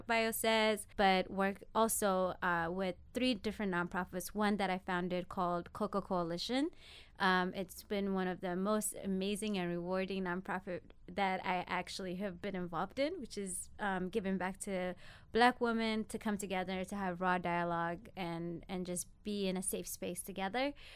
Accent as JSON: {"language": "English", "country": "Ethiopia", "tie": "born or raised there", "moved": "yes", "said": "born and raised in Ethiopia, moved out here twenty years ago."}